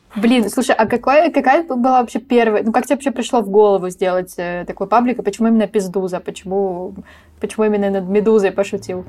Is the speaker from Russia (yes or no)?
no; Ukraine; я из Украины